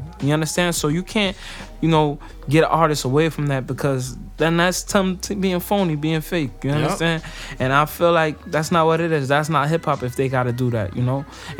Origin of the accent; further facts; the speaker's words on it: Passaic, New Jersey, United States; I'm from Passaic, New Jersey, no matter where I'm at.